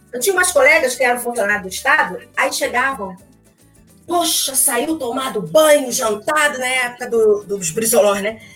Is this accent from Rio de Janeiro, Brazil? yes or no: yes; São Gonçalo, Rio de Janeiro, Brazil; vim de lá de São Gonçalo